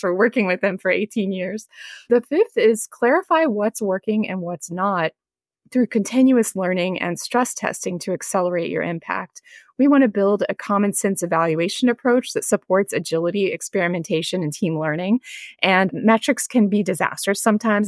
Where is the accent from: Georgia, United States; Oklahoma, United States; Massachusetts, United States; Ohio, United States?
Ohio, United States; Northeast; moved away; I'm originally from Northeast Ohio